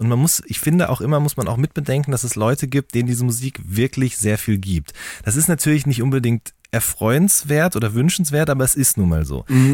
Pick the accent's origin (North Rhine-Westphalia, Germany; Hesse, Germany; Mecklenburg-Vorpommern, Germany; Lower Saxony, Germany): North Rhine-Westphalia, Germany; Hagen; ich komme ja aus Hagen